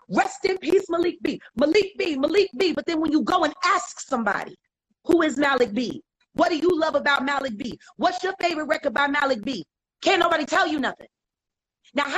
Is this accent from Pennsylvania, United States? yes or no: yes; Philadelphia, Pennsylvania, United States; I'm from Richard Allen. I'm from North Philly